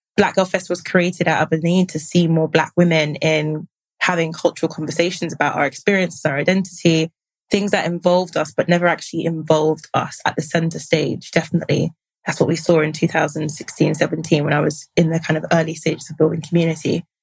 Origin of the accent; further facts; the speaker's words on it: United Kingdom; trace back our roots to some form of identity as being Black British